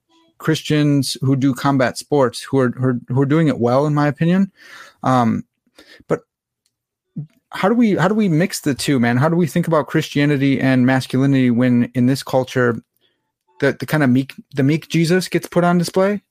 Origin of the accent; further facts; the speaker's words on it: Lombard, Illinois, United States; I grew up in Lombard, Illinois, went to church